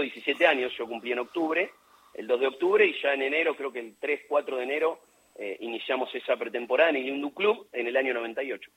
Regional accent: Luján, Buenos Aires Province, Argentina; yo nací en Villa Flandria, pero es partido de Luján

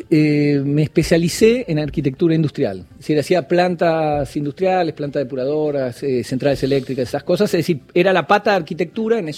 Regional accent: Buenos Aires, Argentina; Soy porteño, sí.

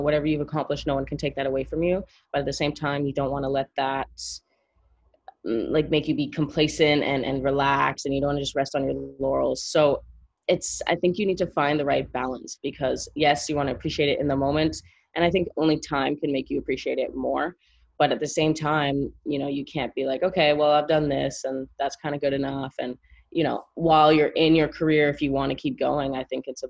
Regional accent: Montreal, Quebec, Canada; moved away; I'm from Montreal.

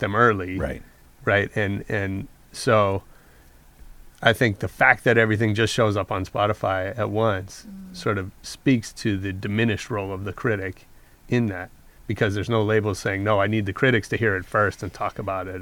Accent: San Francisco Bay Area, California, United States; I'm from the Bay Area

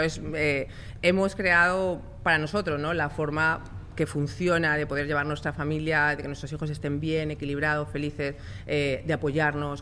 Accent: Spain; moved away; yo soy española

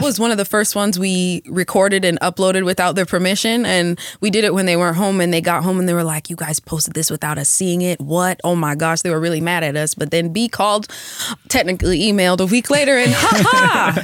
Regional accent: Atlanta, Georgia, United States; now in Los Angeles, United States; I grew up in Atlanta

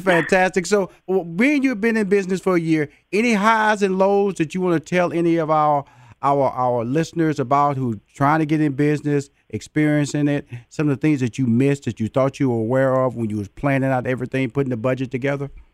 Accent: Houston, Texas, United States; my hometown of Houston, Texas

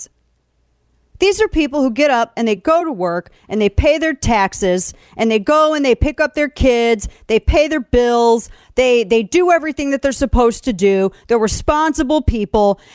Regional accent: St. Louis, Missouri, United States; born or raised there

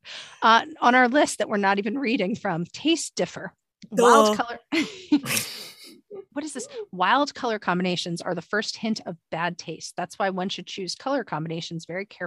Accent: New York, United States; as a New Yorker

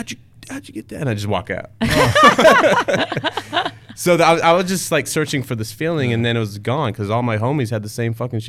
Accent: the Bay Area, Northern California, United States; moved away; I'm from Northern California, the Bay Area.

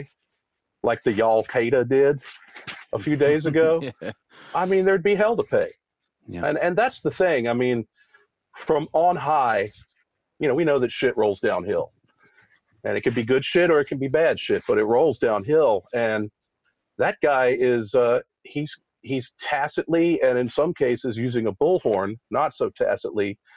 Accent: Richmond, Virginia, United States; I grew up in Richmond

